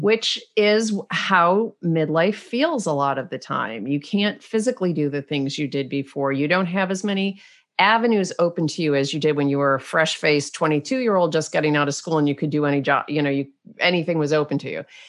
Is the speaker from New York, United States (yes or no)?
yes; Rochester, New York, United States; accent: Canadian tinged; moved away as an adult; also born or lived in Munich; I grew up in Rochester, New York